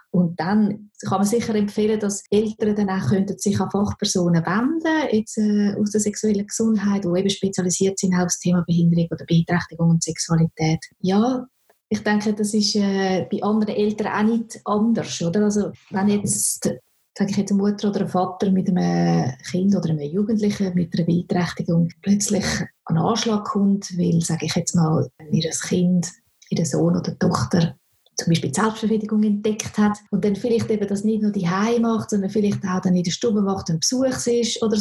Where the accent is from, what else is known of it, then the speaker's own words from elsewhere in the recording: Switzerland; gibt es bei uns in der Schweiz noch nicht so wirklich eine gute Unterstützung